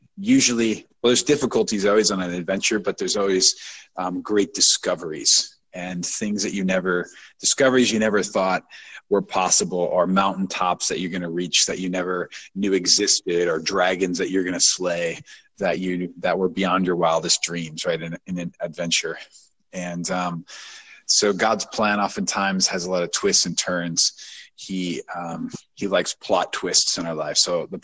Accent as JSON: {"language": "English", "town": "St. Louis", "region": "Missouri", "country": "United States", "tie": "born or raised there", "moved": "as an adult", "lives_now": "Atlanta, United States", "said": "I'm from St. Louis, Missouri, born and raised"}